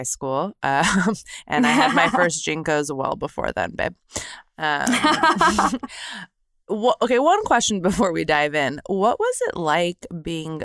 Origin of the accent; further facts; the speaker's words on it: Torrance, California, United States; I grew up in Torrance, California, which is in the South Bay region of Southern California